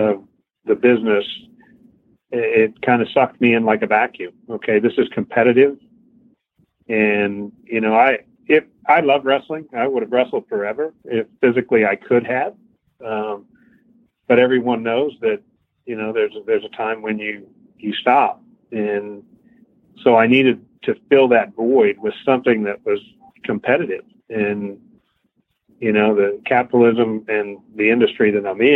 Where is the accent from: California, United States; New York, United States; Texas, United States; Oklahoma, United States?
Oklahoma, United States; Midwest City; moved away as an adult; also born or lived in Fort Collins, Colorado; now in Houston, United States; I grew up in Midwest City, Oklahoma.